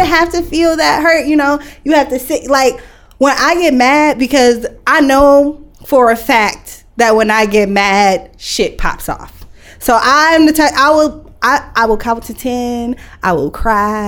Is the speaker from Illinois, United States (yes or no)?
no; Lansing, Michigan, United States; also born or lived in Detroit; I grew up in Lansing, so everybody's like, the way that I talk, the way that I am, I sound like I'm from Lansing